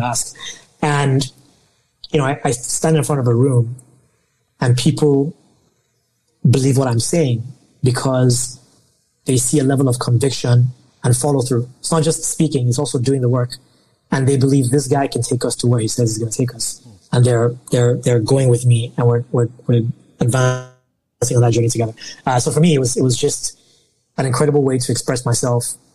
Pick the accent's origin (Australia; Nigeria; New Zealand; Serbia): Nigeria; I'm Nigerian